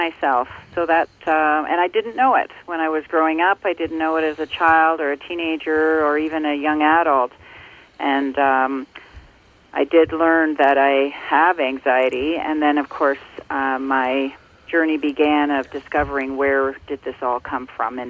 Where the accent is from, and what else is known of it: Ontario, Canada; born or raised there